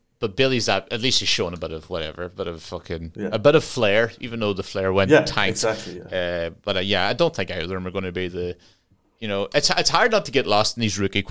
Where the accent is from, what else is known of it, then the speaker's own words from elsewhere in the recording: Ireland; now in United Kingdom; we're Irish